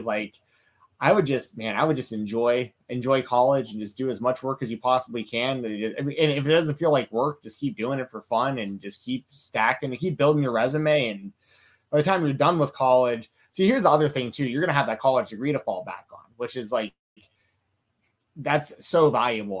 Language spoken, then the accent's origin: English; Atlanta, Georgia, United States; I'm from Atlanta